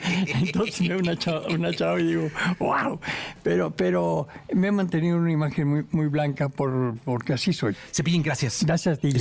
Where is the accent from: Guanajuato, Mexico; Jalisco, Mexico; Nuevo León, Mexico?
Nuevo León, Mexico; Monterrey; yo, vengo de Monterrey